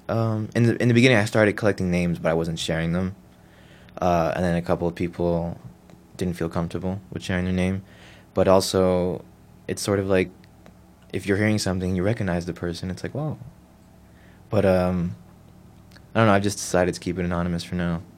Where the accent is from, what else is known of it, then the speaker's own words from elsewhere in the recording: Newark, New Jersey, United States; I was born and raised in Newark, specifically the Ironbound section